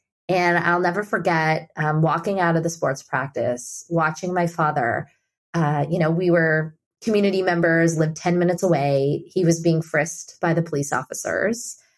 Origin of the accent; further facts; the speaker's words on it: India; And I think that there's this level of generosity and empathy, especially growing up in India, that that he's taught me and allowed me to bring to my work